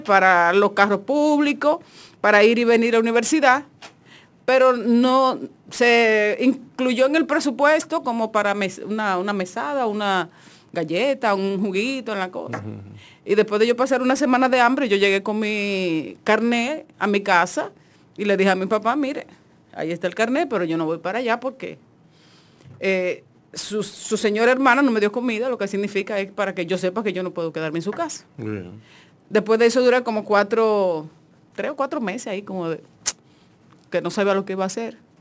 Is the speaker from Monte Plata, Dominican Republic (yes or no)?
yes; Monte Plata, Dominican Republic; yo vengo de Monteplata